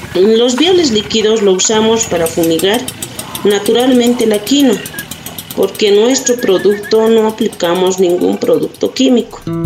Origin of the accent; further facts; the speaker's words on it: Puqui, Oruro, Bolivia; Soy de Oruro, de la comunidad de Puqui, en Bolivia